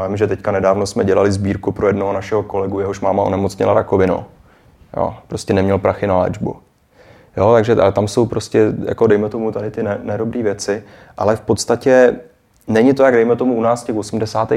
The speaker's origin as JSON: {"language": "Czech", "region": "Prague", "country": "Czechia", "moved": "as an adult", "lives_now": "Shanghai, China"}